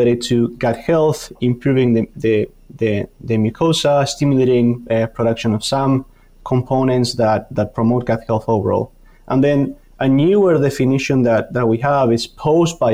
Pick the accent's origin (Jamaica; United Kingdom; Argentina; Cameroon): Argentina; moved away as an adult; also born or lived in Canada; now in Madison, United States; I'm originally from Argentina, did my PhD in Canada, and now here in Wisconsin